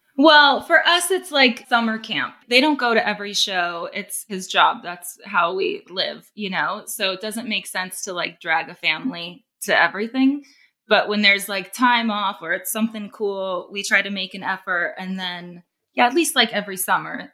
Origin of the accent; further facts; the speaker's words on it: Corona, California, United States; I'm from Corona, California, Southern California. Grew up around Orange County, Inland Empire, around there